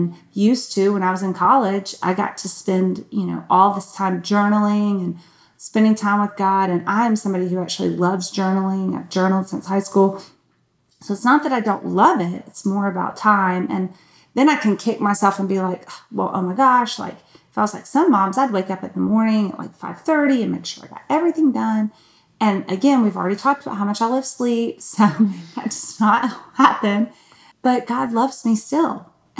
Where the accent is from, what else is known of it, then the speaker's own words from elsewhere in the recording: Newnan, Georgia, United States; accent: Southern; and I am Southern, so that's the feel. Because I'm from Georgia. I'm actually from Noonan, and I've lived up here long enough that I don't think it comes out all the time